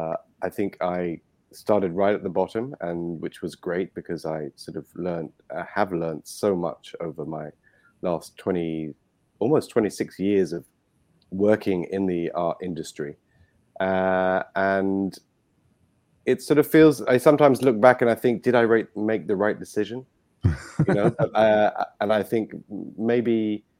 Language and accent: English; London, United Kingdom; accent: British; moved away as an adult; now in Dominican Republic; My upbringing was in London. As you can probably hear, I am British